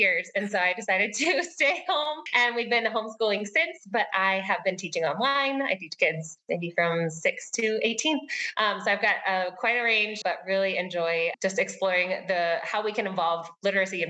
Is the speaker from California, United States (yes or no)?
no; Virginia, United States; moved away as an adult; now in Quito, Ecuador; I'm originally from the Great Commonwealth of Virginia and have four kids and my husband. And we currently live in Quito, Ecuador.